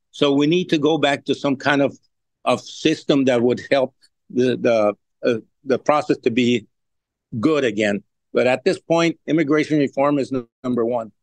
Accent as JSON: {"language": "English", "town": "Laredo", "region": "Texas", "country": "United States", "tie": "born or raised there", "said": "I have I've been born and raised here and have been all my life here"}